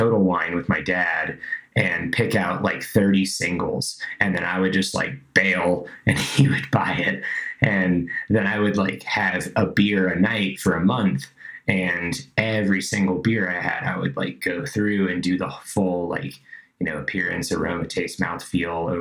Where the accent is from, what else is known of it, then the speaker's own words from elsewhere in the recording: Georgia, United States; moved away; I was living in Georgia, I grew up in Georgia